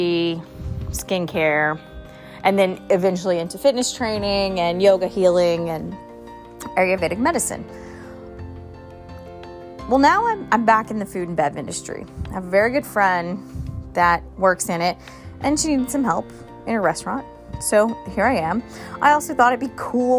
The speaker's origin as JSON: {"language": "English", "town": "Charleston", "region": "South Carolina", "country": "United States", "also_born_or_lived": "Thailand", "said": "I'm from Charleston, South Carolina, so I had a lot of family and friends that were going through the whole COVID thing here"}